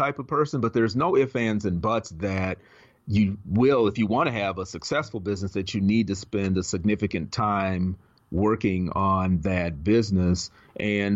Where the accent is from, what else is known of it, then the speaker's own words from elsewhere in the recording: Minneapolis, Minnesota, United States; moved away as an adult; now in Los Angeles, United States; I was born and raised in Minneapolis, Minnesota. And I lived there for my entire life up until a year ago